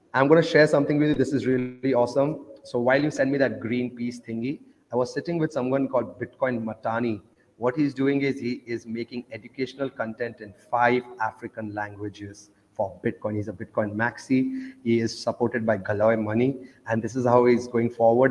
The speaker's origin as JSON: {"language": "English", "country": "Oman", "tie": "born or raised there", "also_born_or_lived": "India", "said": "I grew up in Oman, though. Uh, that's next to Dubai, so I grew up in a Muslim country"}